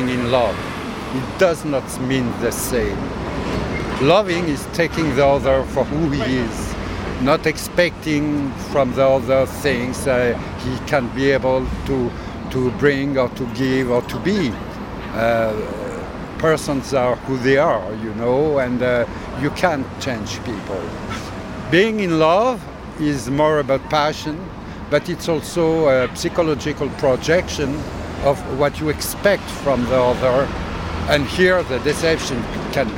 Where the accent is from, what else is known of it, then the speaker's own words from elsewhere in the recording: France; I'm coming from France